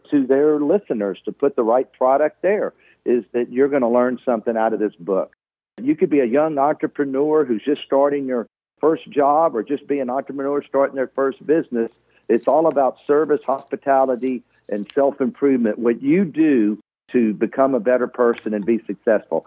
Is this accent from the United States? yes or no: yes; Houston, Texas, United States; growing up in Houston